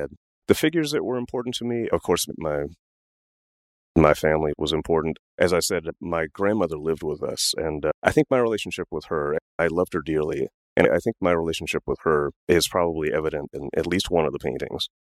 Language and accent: English; Washington, District of Columbia, United States; I grew up in Washington, D.C.